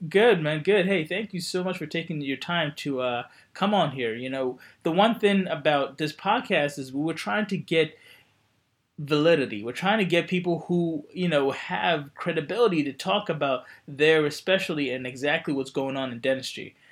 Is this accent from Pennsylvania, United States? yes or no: yes; Coatesville, Pennsylvania, United States; moved away; I grew up near the Westchester uh, Exton area, right outside where Coatesville High, where Coatesville is